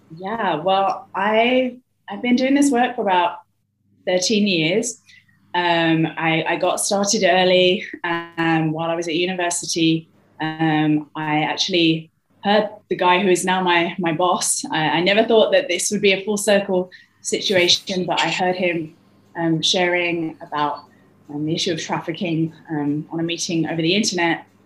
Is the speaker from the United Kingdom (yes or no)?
yes; London, United Kingdom; moved away; I'm from London